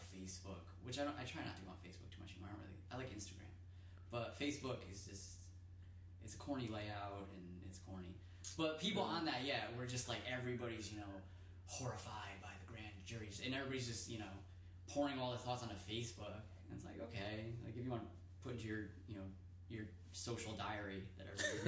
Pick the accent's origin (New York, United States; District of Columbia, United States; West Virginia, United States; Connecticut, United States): Connecticut, United States; New Haven; I'm from New Haven, Connecticut